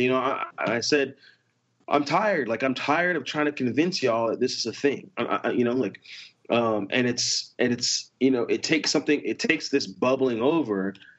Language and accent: English; United States; growing up in the States